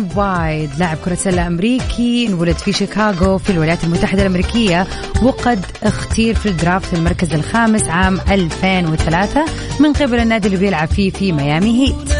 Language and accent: Arabic; Jeddah, Makkah Province, Saudi Arabia; عندنا في جده